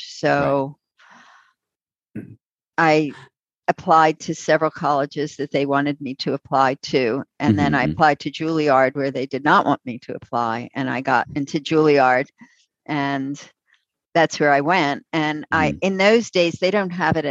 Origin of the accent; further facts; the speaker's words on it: Trenton, New Jersey, United States; I grew up in Trenton, New Jersey